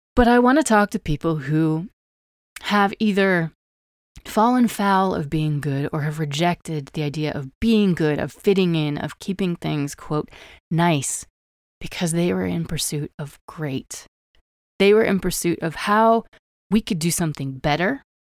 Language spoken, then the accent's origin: English; Wyoming, United States; I grew up in Wyoming, the least populated state in the United States